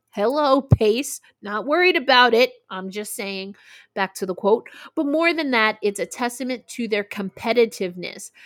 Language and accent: English; New York, United States; the New York Liberty, which, of course, is my hometown team